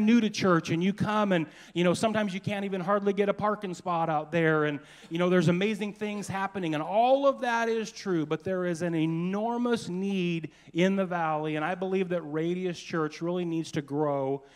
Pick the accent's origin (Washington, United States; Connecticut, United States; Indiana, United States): Washington, United States; Anacortes; I was born and raised in Anacortes.